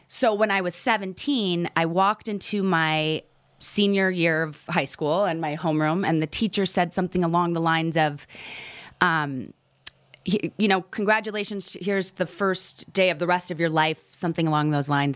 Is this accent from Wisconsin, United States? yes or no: yes; Menomonee Falls, Wisconsin, United States; a little town called Menominee Falls outside of Milwaukee, Wisconsin.